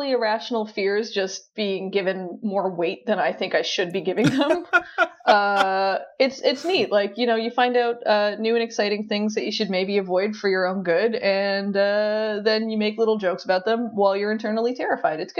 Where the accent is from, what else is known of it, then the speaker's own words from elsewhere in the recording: Newfoundland and Labrador, Canada; I'm from Newfoundland. Uh, everybody gets mad about how we pronounce that, but we don't pronounce it right either.